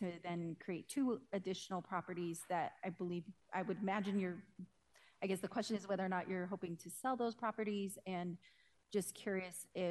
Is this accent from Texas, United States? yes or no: no; Denver, Colorado, United States; I grew up in North Denver